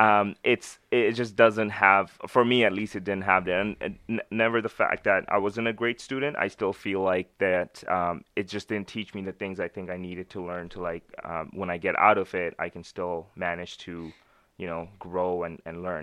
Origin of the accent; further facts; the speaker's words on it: Winnipeg, Manitoba, Canada; also born or lived in Pakistan; I grew up in Winnipeg.